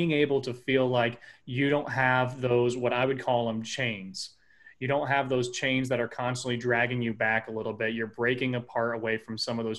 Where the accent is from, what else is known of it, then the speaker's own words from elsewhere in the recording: Midwest, United States; born and raised in the Midwest